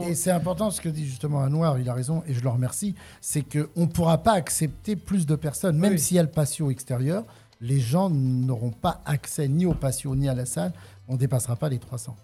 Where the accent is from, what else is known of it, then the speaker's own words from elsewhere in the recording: Paris region, Île-de-France, France; moved away as an adult; now in Le Thor, France; je suis issu de la région parisienne